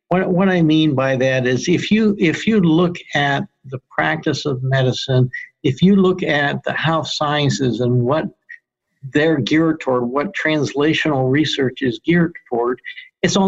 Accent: Pittsburgh, Pennsylvania, United States; moved away as an adult; also born or lived in Rochester, New York / Denver, Colorado; now in Albany, United States; I grew up in Pittsburgh

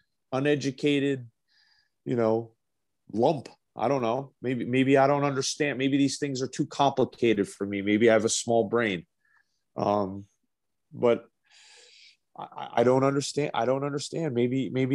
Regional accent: United States; as an American from the United States perspective

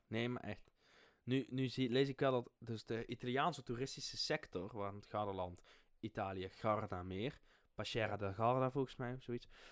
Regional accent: Limburg, Netherlands; accent: Limburgish; mijn limburgse accent

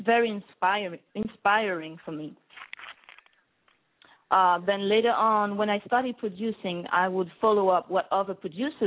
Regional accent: Guadeloupe; English is a second language; moved away as an adult; also born or lived in Paris, France; now in New York, United States; I was born in a small island in the Caribbean called Guadeloupe

